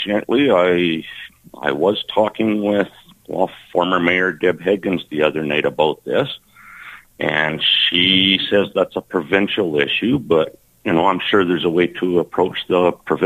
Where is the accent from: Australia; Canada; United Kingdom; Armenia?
Canada; Moose Jaw, Saskatchewan; 16th Avenue has been a thing since I was a kid, of course, growing up on South Hill